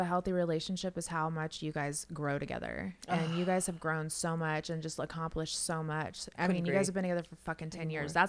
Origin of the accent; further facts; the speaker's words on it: Las Vegas, Nevada, United States; I grew up in Vegas.